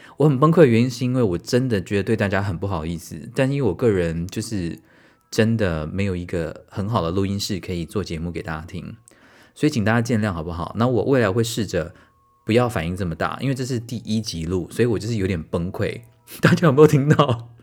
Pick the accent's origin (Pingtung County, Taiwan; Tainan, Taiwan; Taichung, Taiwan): Tainan, Taiwan; moved away as an adult; now in Kaohsiung, Taiwan; 因为我从小在台南长大嘛